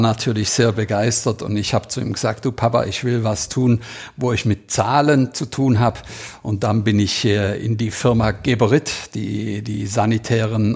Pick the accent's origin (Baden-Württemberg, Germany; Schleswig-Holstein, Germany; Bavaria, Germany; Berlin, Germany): Baden-Württemberg, Germany; Heiligenberg; 800 Einwohner hatten wir in Heiligenberg, wo ich aufgewachsen bin